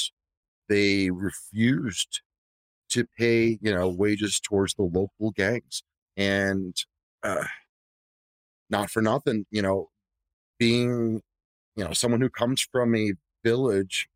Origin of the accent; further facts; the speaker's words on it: New York City, New York, United States; I was born in the South Bronx in the fucking 80s